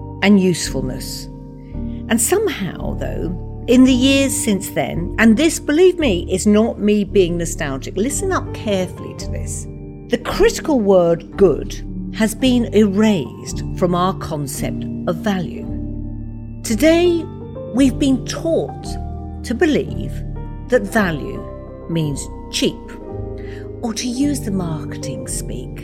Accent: Watford, East of England, United Kingdom; My parents arrived in Watford in the late 50s as Irish immigrants and soon had a family of five to raise

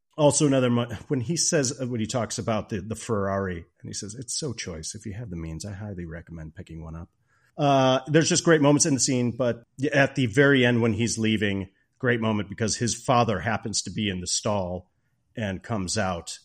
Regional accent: Chicago suburbs, Illinois, United States; I grew up in the Chicago suburbs

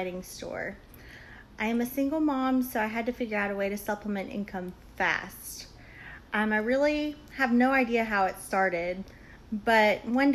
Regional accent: San Antonio, Texas, United States; now in Auburn, United States; I'm originally from San Antonio, Texas, but I now reside in Auburn, Alabama

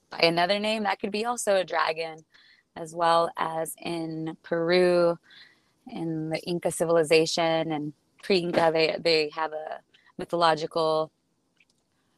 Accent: Tijuana, Baja California, Mexico; also born or lived in San Diego, United States; I was born in Tijuana and grew up on both sides of the border, California

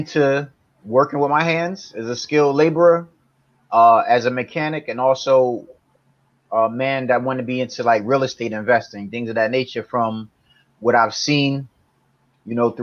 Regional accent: East Orange, New Jersey, United States; I'm from a town called East Orange, New Jersey, borderline in Newark.

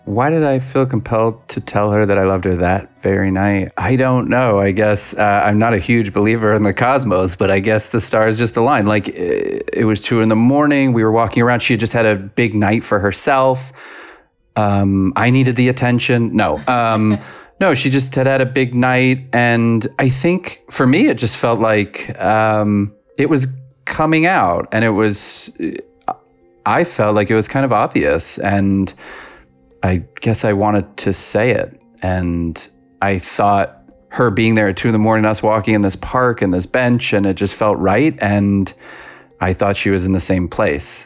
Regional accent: New York, United States; now in Los Angeles, United States; I was raised in New York. I now live in Los Angeles

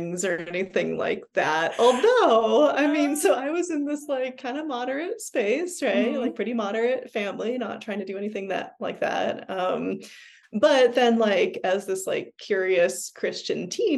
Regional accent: Bellevue, Washington, United States; In a suburb of Seattle in Bellevue

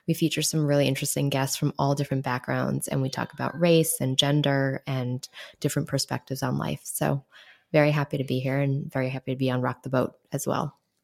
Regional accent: New York City, New York, United States; I grew up in New York City

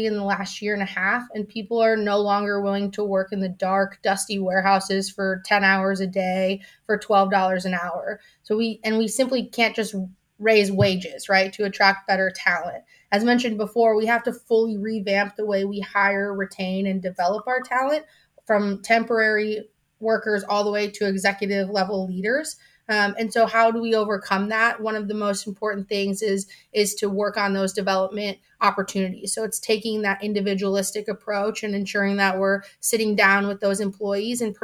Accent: Chicago, Illinois, United States; I was born and raised in Chicago

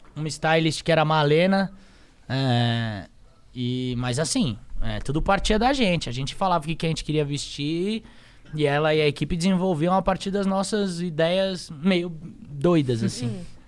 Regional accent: São Paulo, Brazil; Eu sou paulistano, nasci aqui, nasci na Zona Sul de São Paulo

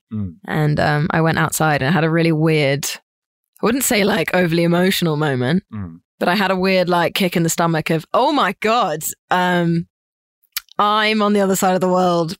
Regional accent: Suffolk, East of England, United Kingdom; I'm from Suffolk.

